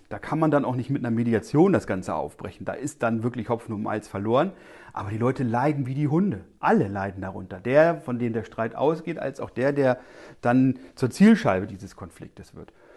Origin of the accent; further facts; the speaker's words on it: eastern Lower Saxony, Germany; ich komme aus dem Osten Niedersachsens